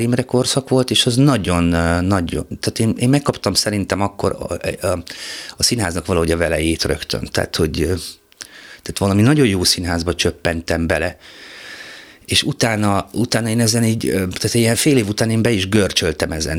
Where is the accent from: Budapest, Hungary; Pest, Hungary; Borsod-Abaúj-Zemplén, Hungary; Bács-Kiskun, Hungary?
Borsod-Abaúj-Zemplén, Hungary; Szirma; ezzel szírmán nem nagyon foglalkoztak, ahol születtem